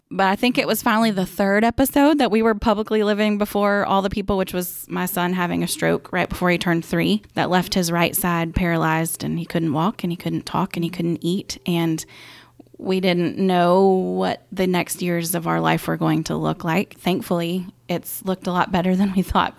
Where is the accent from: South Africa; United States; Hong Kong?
United States; Augusta, Georgia; also born or lived in Saint Louis; I grew up here in Augusta